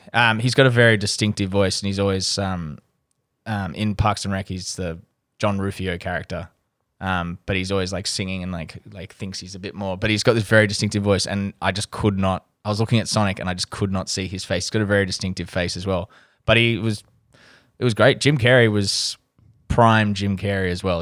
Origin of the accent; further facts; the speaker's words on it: Australia; as an Australian